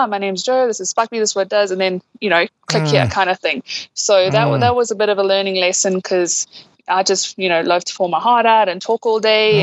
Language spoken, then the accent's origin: English; Durban, KwaZulu-Natal, South Africa; moved away; I know Durban, that's where I'm from originally